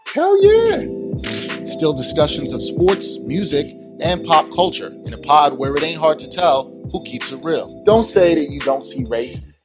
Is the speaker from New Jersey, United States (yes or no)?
no; New York City, New York, United States; we're both from Brooklyn